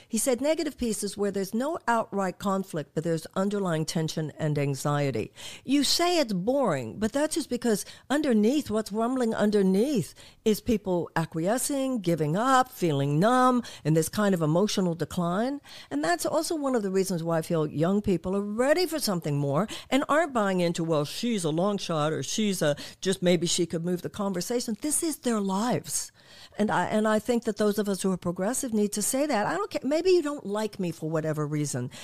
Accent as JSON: {"language": "English", "country": "United States"}